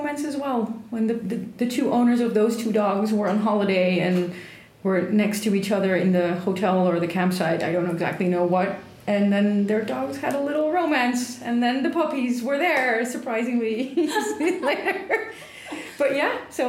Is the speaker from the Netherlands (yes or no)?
yes; Netherlands; moved away as an adult; originally from Holland